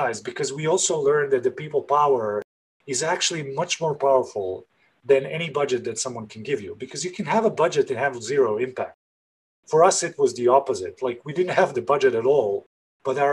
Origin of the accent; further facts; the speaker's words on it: Belgrade, Serbia; I'm originally from Belgrade, Serbia, and I grew up in a country that was in the 90s.